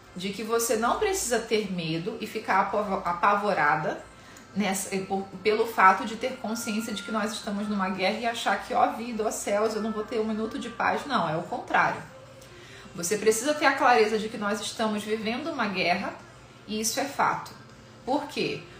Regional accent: Rio de Janeiro, Brazil; eu sou carioca

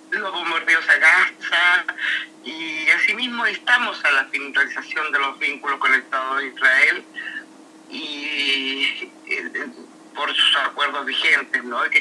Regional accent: Argentina

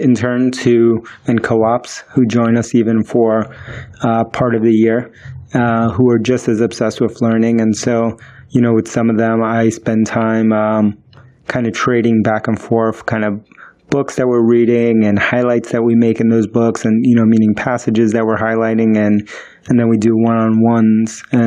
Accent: New York, United States; first language Spanish; English is a second language; also born or lived in Queens, New York; I was born in the United States, but I grew up in the South Bronx, and then I lived in Queens in New York, you know, for most of my life

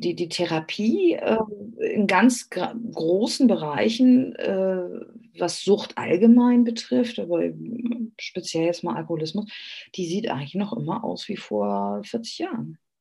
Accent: Hamburg, Germany; moved away as an adult; also born or lived in Greece; now in Austria; wir waren ja ursprünglich in Hamburg. Äh, man, man, ist Hamburger

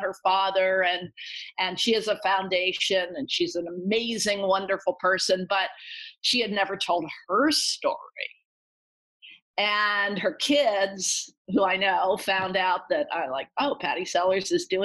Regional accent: Allentown, Pennsylvania, United States; I grew up in Allentown, Pennsylvania

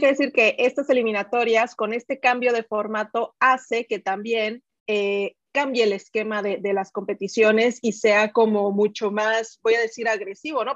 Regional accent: Mexico; yo como mexicana

